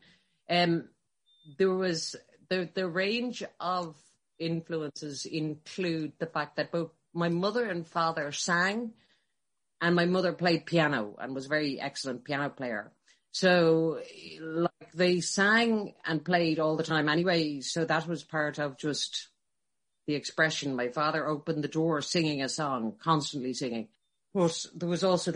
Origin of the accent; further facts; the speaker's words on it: Dublin, Leinster, Ireland; I grew up in Rathfarnham. So I'm a Dublin